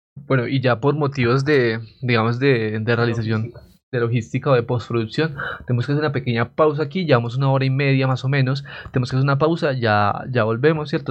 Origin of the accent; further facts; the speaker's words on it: Coffee Axis, Eje Cafetero, Colombia; en esta parte del eje cafetero